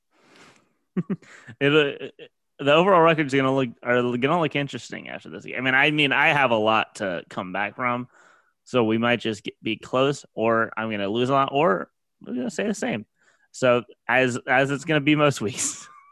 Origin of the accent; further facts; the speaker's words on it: Louisiana, United States; being from Louisiana